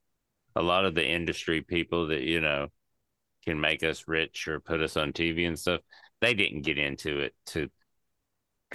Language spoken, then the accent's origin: English; East Tennessee, United States; moved away; I'm from East Tennessee, and I was taught